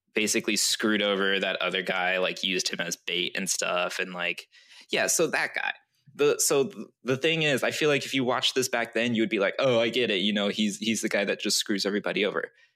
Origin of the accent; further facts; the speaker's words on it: Japan; moved away; technically I'm t- Chinese, but I grew up in Japan